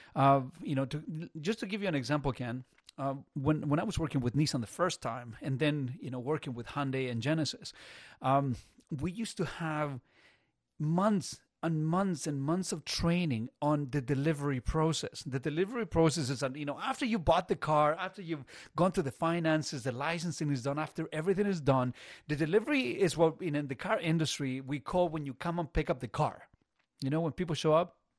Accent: Chile; now in Burlington, Canada; there wasn't a lot of money growing up in Chile.

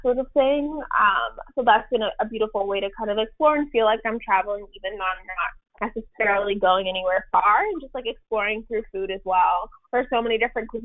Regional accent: New York City, New York, United States; moved away as an adult; now in Connecticut, United States; Born and raised in Brooklyn and lived there up until COVID started, but right now I'm in Connecticut

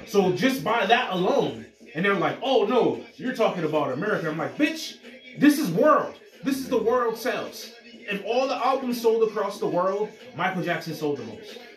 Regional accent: Jamaica; As a Jamaican

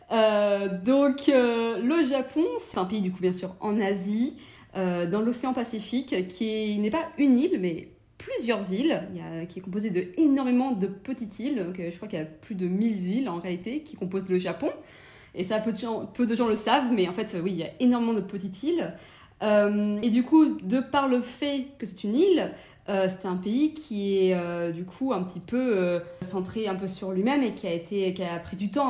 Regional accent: France; moved away as an adult; also born or lived in London, United Kingdom; now in Japan; je suis française

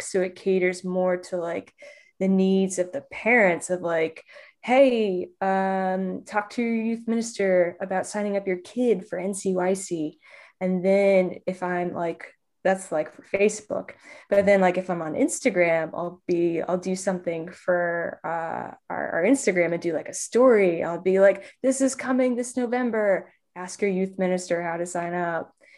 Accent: Indianapolis, Indiana, United States; I'm from Indianapolis, Indiana

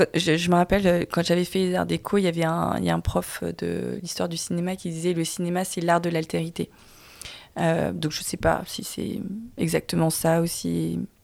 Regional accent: France; je suis née en France

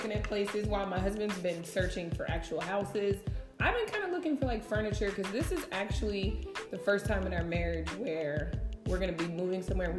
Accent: Las Vegas, Nevada, United States; moved away; also born or lived in Henderson, Nevada; I'm from Vegas, but I've never lived in Henderson. So that's where we live now.

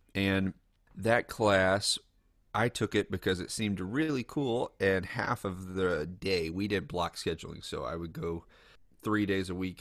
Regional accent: Lexington, Kentucky, United States; I grew up in Kentucky

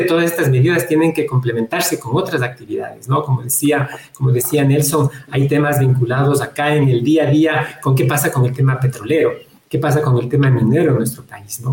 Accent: Ecuador; Nosotros como ecuatorianos

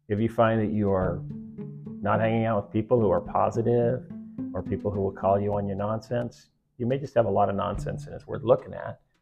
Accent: United States; what's nice about being an American is that... we're American

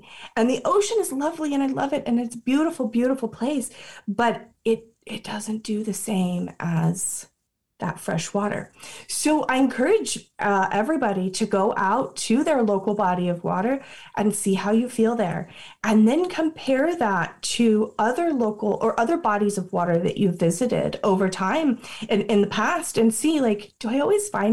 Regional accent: Florida, United States; I grew up in Florida, so I had access to both the beach and the sacred springs

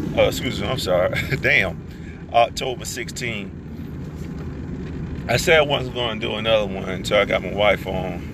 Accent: United States; I'm American

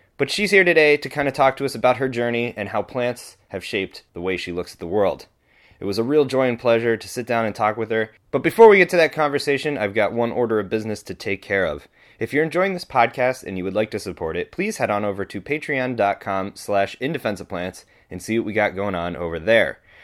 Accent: northeastern Pennsylvania, United States; moved away; I myself grew up in northeastern Pennsylvania for a little bit

